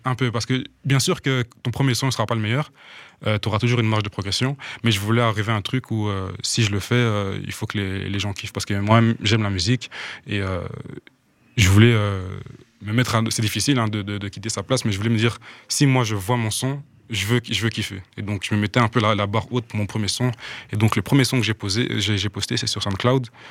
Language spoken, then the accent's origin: French; Burundi; now in Belgium; j'ai grandi au Burundi. Mhm. moi, je suis arrivé en Belgique en 2013